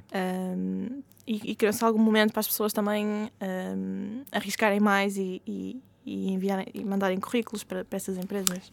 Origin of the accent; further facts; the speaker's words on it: Portugal; first language Portuguese; moved away as an adult; voltar a Portugal, uhum. um, estar perto da família, falar a minha língua nativa